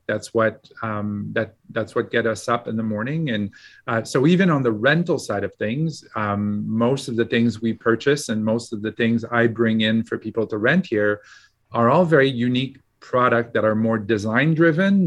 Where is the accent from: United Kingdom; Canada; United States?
Canada; Quebec; moved away as an adult; also born or lived in Montreal, Canada / Alberta, Canada; now in Calgary, Canada; I tell people I'm from Alberta, but I was born and raised in Quebec